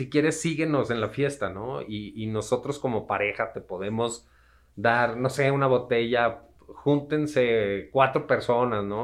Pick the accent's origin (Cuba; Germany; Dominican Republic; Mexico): Mexico; No, y sobre todo como mexicanos que somos, ¿no? Nos gusta la fiesta